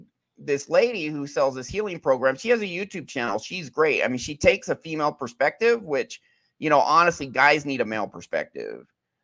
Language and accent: English; Alaska, United States; born there; also born or lived in Utah; I lived in Utah for many years, but I was born in Alaska.